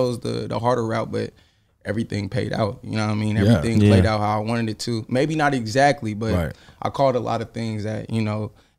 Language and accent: English; Sacramento, California, United States; also born or lived in Honolulu, Hawaii; But I moved to Sac at like 8 months.